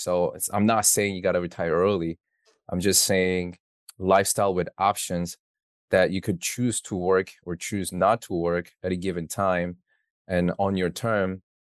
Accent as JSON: {"language": "English", "town": "New York City", "region": "New York", "country": "United States", "said": "So I'm from New York City."}